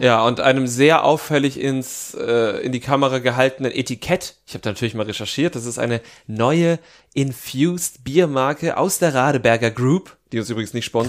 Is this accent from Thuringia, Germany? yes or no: yes; Jena, Thuringia, Germany; beim FC Karl Zeiss Jena in meiner Heimatstadt